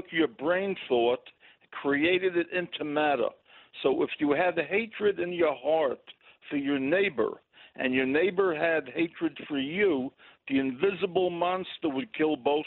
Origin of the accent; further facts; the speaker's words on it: New York City, New York, United States; moved away as an adult; now in Indiana, United States; I'm from Brooklyn